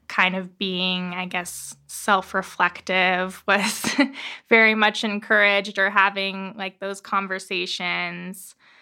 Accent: Tucson, Arizona, United States; I was born and raised here in Tucson

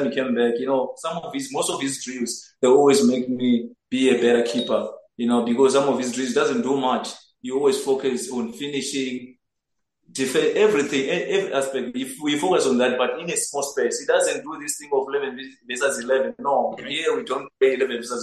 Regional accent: Zimbabwe; moved away as an adult; now in South Africa; I'm originally from Zimbabwe

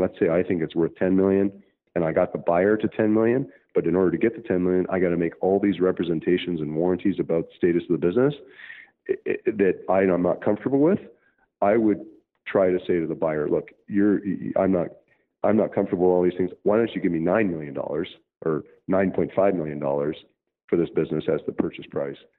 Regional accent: Canada; Canada. Actually, as was my home country

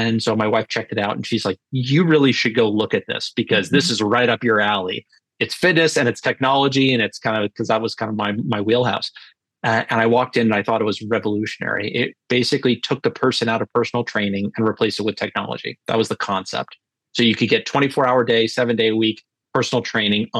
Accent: Northeast, United States; also born or lived in Alabama; now in Cape Cod, Massachusetts, United States; I am from the Northeast

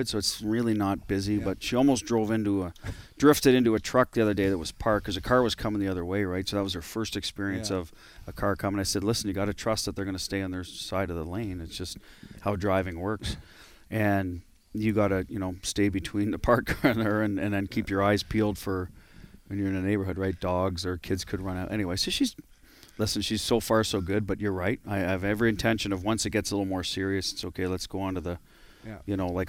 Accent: Canada; moved away; being a Canadian

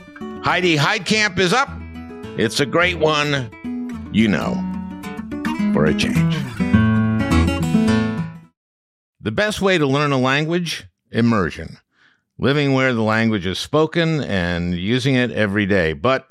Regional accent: Minnesota, United States; also born or lived in New York; I moved to Minnesota when I was 4. I'll tell you a little story. My dad was a New Yorker, but I grew up in Minnesota. We moved to Minnesota when I was 4.

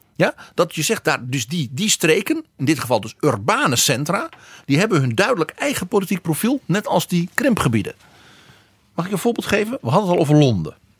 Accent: Netherlands; bij ons in Brabant en Limburg

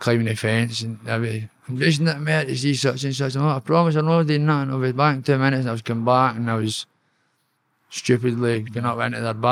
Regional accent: Kilmarnock, Scotland, United Kingdom; I grew up in Onthank. I was born in Long Park. That's just a wee scheme next day, Onthank

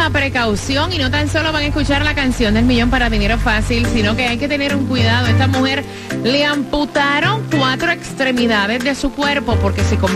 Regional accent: Dominican Republic; Soy dominicana de pura cepa y escucho el show de la gatita cada mañana

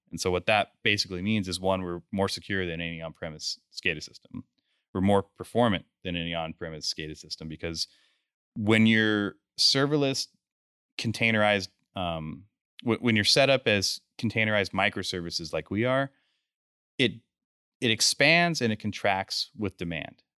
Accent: Grand Junction, Colorado, United States; I'm from Grand Junction, Colorado. That's where we're headquartered.

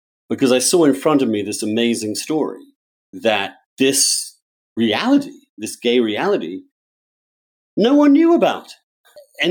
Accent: England, United Kingdom; now in United States; In America, I'm English. In England, I was Catholic

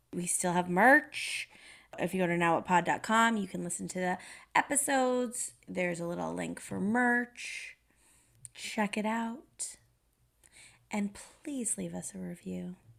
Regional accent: Massachusetts, United States; moved away as an adult; now in Canada; I grew up in Massachusetts

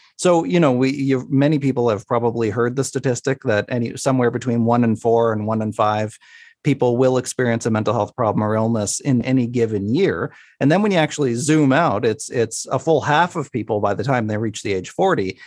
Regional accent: Sydney, Nova Scotia, Canada; my hometown on the East Coast, uh, in Sydney, Nova Scotia

